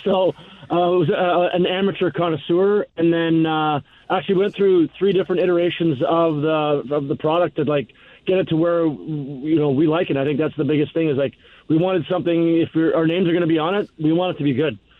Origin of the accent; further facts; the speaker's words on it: Canada; moved away; our days growing up in Canada